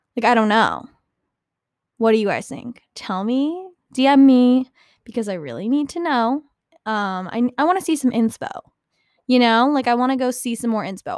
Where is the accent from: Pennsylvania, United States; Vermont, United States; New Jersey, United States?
New Jersey, United States; I'm from New Jersey